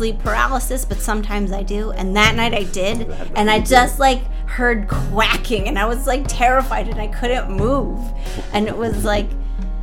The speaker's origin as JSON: {"language": "English", "area": "Long Island", "region": "New York", "country": "United States", "tie": "born or raised there", "said": "where I grew up on Long Island"}